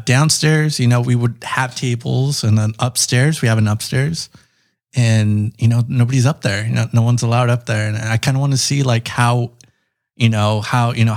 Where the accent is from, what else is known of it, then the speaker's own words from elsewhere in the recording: Chula Vista, California, United States; I'm from Chula Vista.